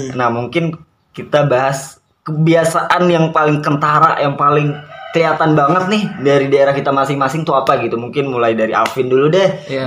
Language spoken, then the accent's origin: Indonesian; Merangin, Jambi, Indonesia; moved away as an adult; now in Jakarta, Indonesia; Saya dari Jambinya dari Merangin